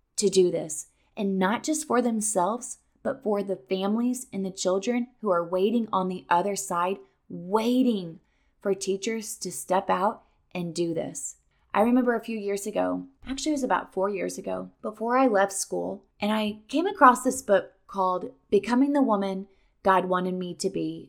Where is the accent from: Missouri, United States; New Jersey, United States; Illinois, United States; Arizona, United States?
Missouri, United States; moved away as an adult; now in Florida, United States; I was born and raised in Missouri